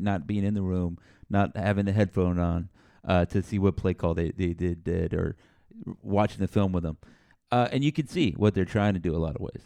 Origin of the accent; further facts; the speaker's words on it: San Antonio, Texas, United States; I grew up in San Antonio, so down here